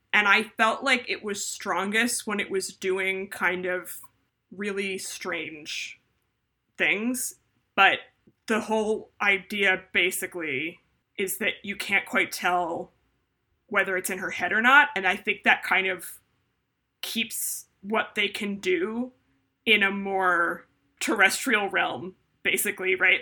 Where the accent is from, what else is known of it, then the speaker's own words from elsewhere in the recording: Northeast, United States; the Northeast where I'm from in America